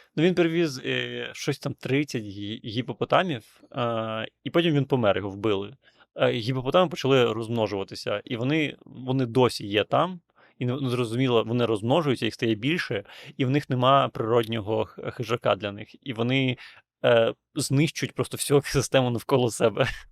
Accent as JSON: {"language": "Ukrainian", "region": "Transnistria", "country": "Moldova", "tie": "born or raised there", "moved": "yes", "said": "я народився в Придністров'ї"}